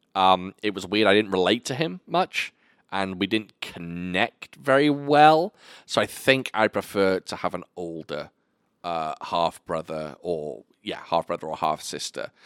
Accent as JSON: {"language": "English", "country": "United Kingdom", "said": "I'm a Brit."}